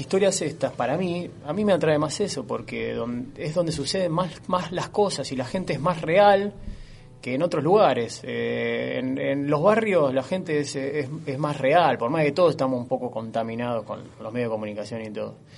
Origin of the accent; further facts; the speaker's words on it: Tablada, Buenos Aires Province, Argentina; also born or lived in Monte Grande; Nací en Monte Grande, pero me crié en Tablada